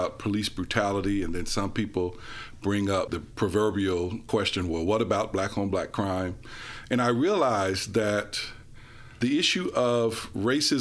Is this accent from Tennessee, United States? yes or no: yes; Memphis, Tennessee, United States; growing up in Memphis